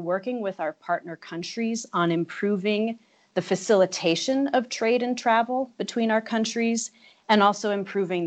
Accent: North Carolina, United States; moved away as an adult; also born or lived in Virginia / Louisiana; now in Bogota, Colombia; I grew up in North Carolina

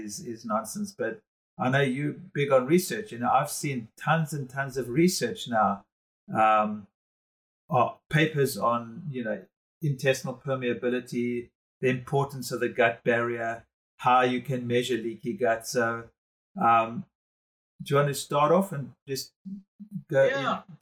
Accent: South Africa; being a South African

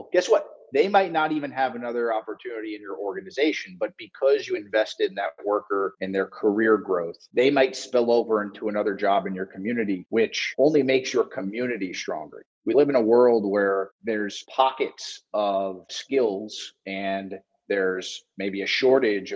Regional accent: South Florida, United States; I'm from South Florida and I played sports growing up

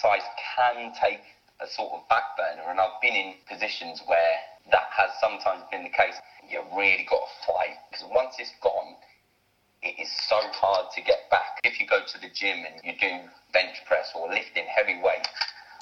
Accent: Bedford, East of England, United Kingdom; now in Plymouth, United Kingdom; I'm originally from Bedford, which is just north of London

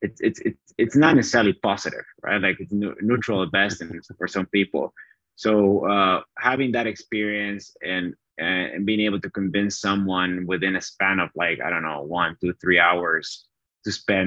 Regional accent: Bolivia; accent: Southern Hemisphere accent; moved away as an adult; also born or lived in Chattanooga, Tennessee, United States; now in United States; I had the fortune of being born in America. So I grew up in Bolivia

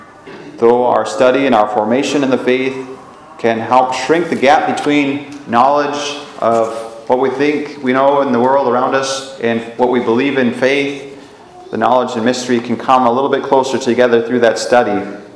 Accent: United States; as American Catholics

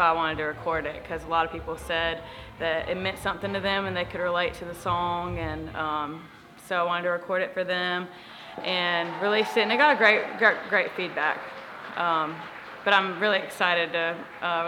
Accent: Belton, United States; moved away as an adult; also born or lived in Nashville, Tennessee; I grew up in Belton Presbyterian Church right around the corner

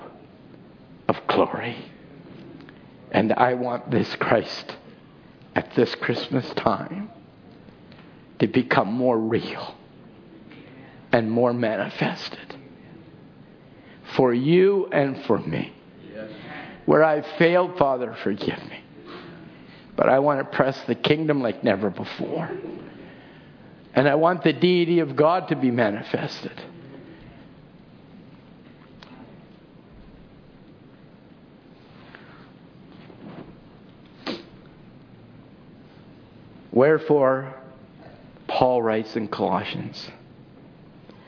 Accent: Chilliwack, British Columbia, Canada; I'm from Chilliwack

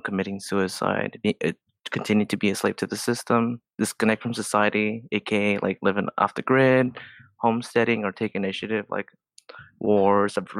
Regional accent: California, United States; I grew up and lived in Southern California all my life.

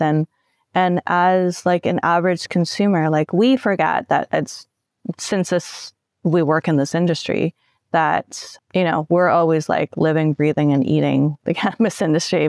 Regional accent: Canada; I'm Canadian

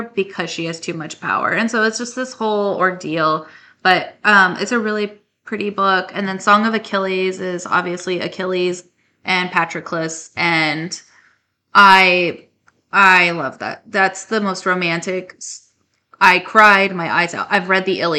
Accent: northern New Mexico, United States; I grew up in New Mexico, in northern New Mexico

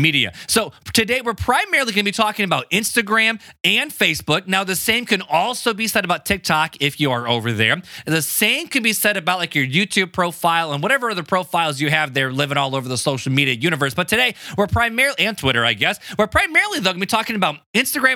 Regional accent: Hammond, Indiana, United States; I grew up in Hammond, Indiana

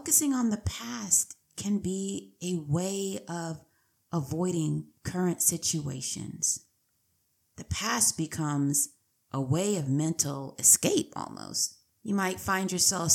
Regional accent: San Diego, California, United States; also born or lived in Riverside County; I was born and raised in San Diego

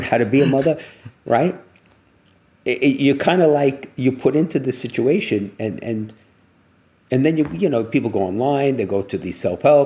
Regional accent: United States; growing up in the United States

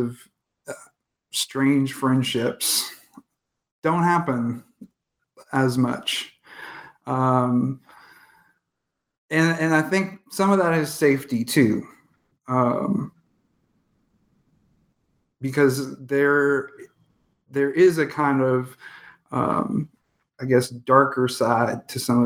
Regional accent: Indianapolis, Indiana, United States; as a kind of goth kid growing up in Indianapolis

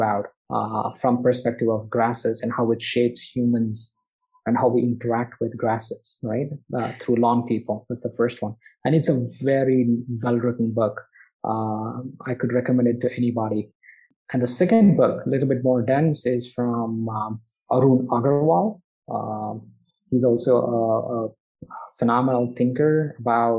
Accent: Bangalore, Karnataka, India; my hometown in Bangalore

